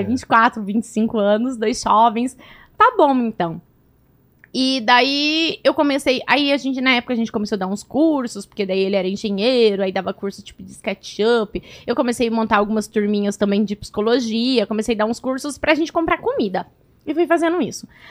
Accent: Cascavel, Paraná, Brazil; moved away; also born or lived in near Pato Branco, Paraná; eu nasci lá, eu morei em Cascavel

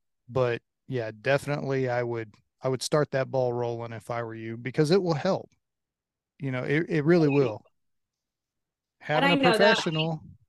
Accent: Louisiana, United States; So I grew up in Louisiana, so it is not humid here.

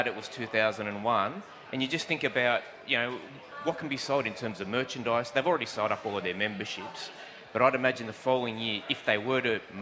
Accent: Merrylands, New South Wales, Australia; I grew up in Merrylands.

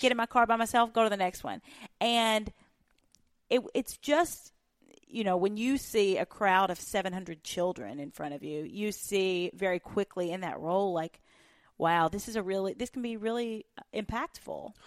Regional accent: Union County, Western Kentucky, United States; moved away; I was born in Western Kentucky, the oldest of twenty-four first cousins that all grew up on the same farm

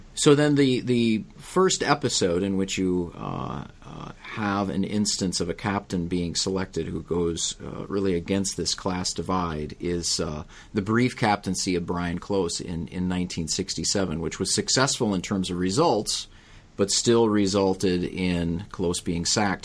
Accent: United States; As an American, and thus a novice to cricket

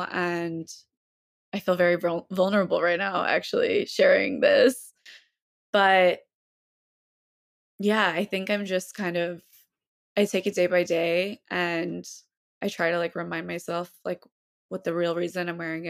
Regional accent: the South, United States; it's tough growing up in the South and like a place where, you know, just walking in with a hijab, like people are like, oh my God, you speak English?

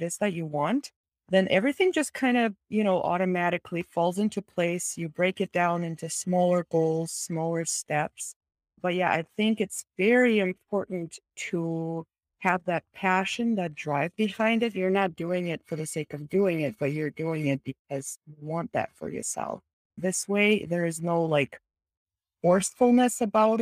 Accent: Kazakhstan; moved away; I am originally from Kazakhstan, Central Asia

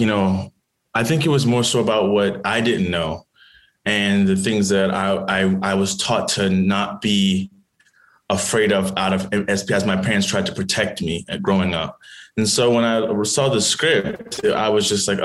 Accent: New Orleans, Louisiana, United States; I grew up in New Orleans

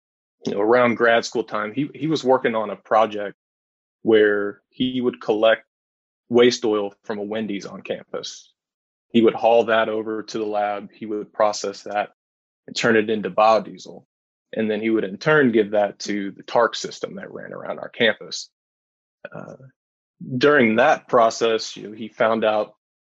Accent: Lebanon, Kentucky, United States; I grew up in Central Kentucky, grew up in Lebanon, went to school, Marion County High School.

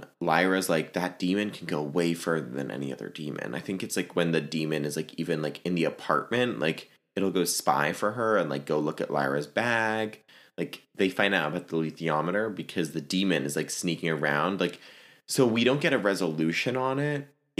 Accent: Virginia, United States; I can say that because I'm from Virginia

